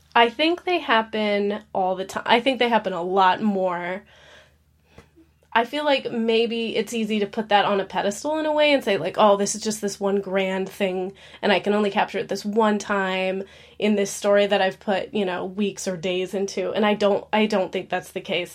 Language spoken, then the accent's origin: English; Alaska, United States; moved away as an adult; now in Nashville, United States; I'm born and raised in Alaska